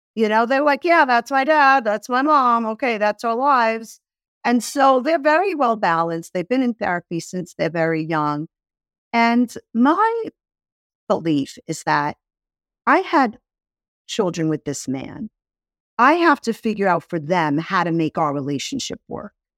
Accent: New York City, New York, United States; I grew up in Brooklyn

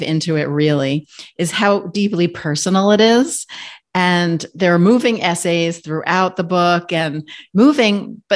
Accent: New York, United States; I'm a New Yorker

